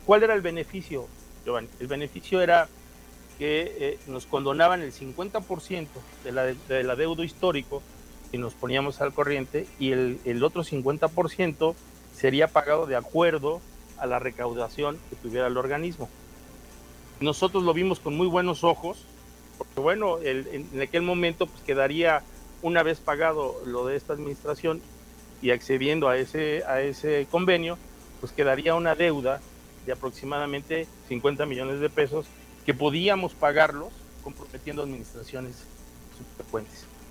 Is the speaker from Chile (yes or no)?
no; Cuernavaca, Morelos, Mexico; also born or lived in Mexico City; Yo soy eh, originario de Cuernavaca, Morelos. Yo nací en la colonia Carolina.